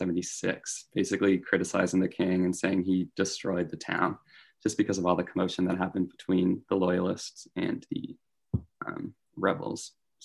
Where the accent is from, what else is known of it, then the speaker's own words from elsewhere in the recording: Marshfield, Massachusetts, United States; my hometown of Marshfield.